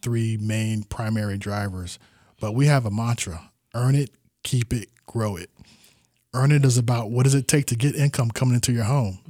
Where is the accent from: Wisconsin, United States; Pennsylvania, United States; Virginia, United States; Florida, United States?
Florida, United States; Tampa; I was born and raised in Tampa